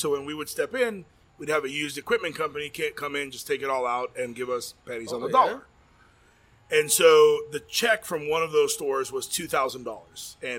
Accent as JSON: {"language": "English", "town": "Chicago", "region": "Illinois", "country": "United States", "tie": "born there", "said": "I was born in Chicago, and I know we serve one of the best hot dogs"}